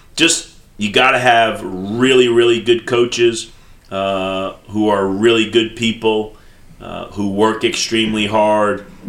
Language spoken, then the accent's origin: English; New York, United States; moved away as an adult; also born or lived in the South; I'm I am from New York